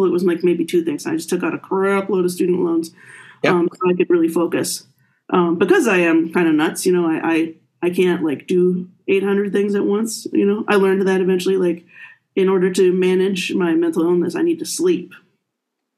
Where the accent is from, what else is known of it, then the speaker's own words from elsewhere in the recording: Appleton, Wisconsin, United States; moved away as an adult; also born or lived in Miami, Florida / Cincinnati, Ohio; now in Michigan, United States; I grew up in Appleton, Wisconsin, home of Harry Houdini